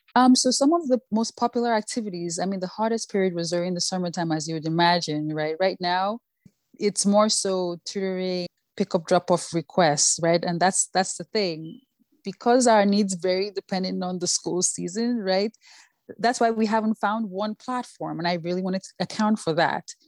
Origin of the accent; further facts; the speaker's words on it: Nigeria; first language Yoruba; English is a second language; moved away as an adult; also born or lived in New York, United States / Washington, D.C., United States; now in United States; growing up in Nigeria